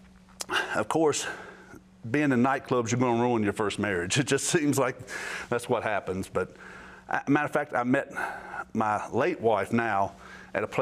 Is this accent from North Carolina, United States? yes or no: yes; Winston-Salem, North Carolina, United States; I grew up in Winston-Salem, right outside of Winston-Salem in Wahlberg